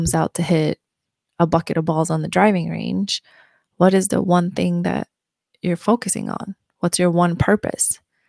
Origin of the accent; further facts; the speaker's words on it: Sweden; When I grew up in Sweden, honestly, like, long story short, and we'll talk more about it, but growing up in Sweden in my small town, it was kind of based on seasons.